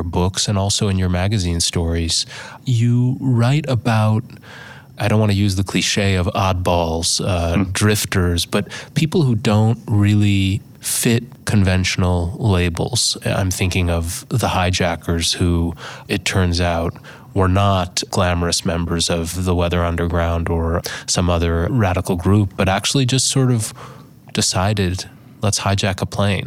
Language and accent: English; Buffalo, New York, United States; I grew up in Buffalo, New York.